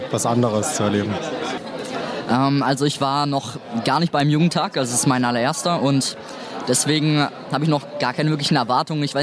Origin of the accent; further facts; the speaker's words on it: near Freiburg, Baden-Württemberg, Germany; ich komme aus Südbaden, aus der Nähe von Freiburg. Und ähm, ich mache gerade ein freies Jahr nach dem Abitur und bin 19.